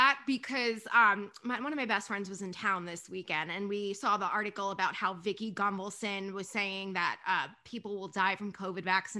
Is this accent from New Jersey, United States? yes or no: yes; New Jersey, United States; accent: Jersey; She heard my accent and she's like, well, make sure this Jersey girl doesn't steal my purse.